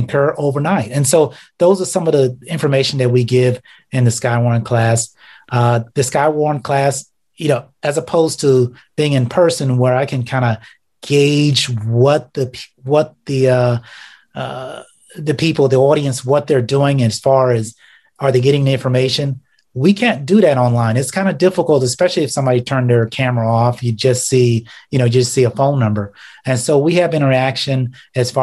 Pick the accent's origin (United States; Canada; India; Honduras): United States; South Florida; now in Ohio, United States; as a child growing up in South Florida